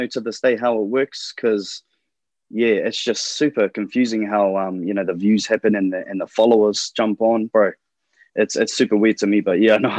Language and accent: English; Porirua, Wellington, New Zealand; also born or lived in Christchurch; So I was born in Christchurch and lived half of my life in Wellington. I was brought up in this place called Porirua. P-Town, baby.